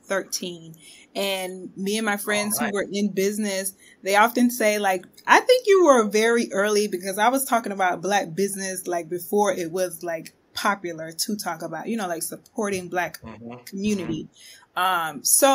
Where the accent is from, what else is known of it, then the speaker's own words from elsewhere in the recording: the South, United States; I wasn't really taught my history growing up in the South.